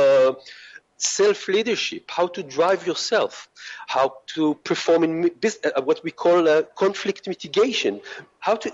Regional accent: Israel; moved away; I come from Israel, and our culture is very open and it's very flat

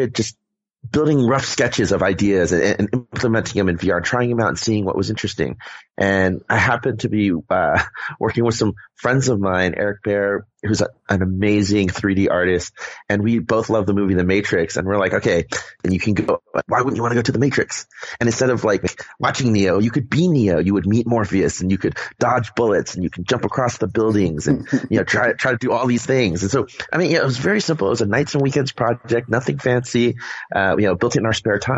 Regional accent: Southern California, United States; also born or lived in Bangkok, Thailand / Bay Area, California; I grew up in Southern California.

